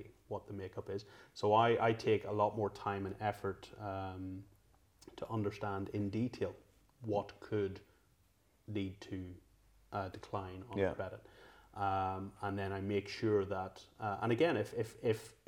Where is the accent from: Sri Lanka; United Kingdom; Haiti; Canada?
United Kingdom; Northern Ireland; moved away as an adult; now in London, United Kingdom; growing up in Northern Ireland, we're generally one of two religions